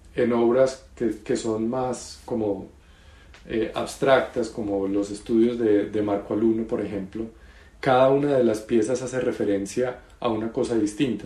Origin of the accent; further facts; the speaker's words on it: Colombia; yo soy colombiano